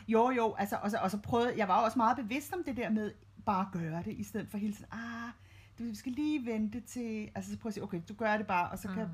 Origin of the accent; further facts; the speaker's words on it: Copenhagen, Capital Region of Denmark, Denmark; jeg er født og opvokset i København, og det er ligesom der, jeg trives bedst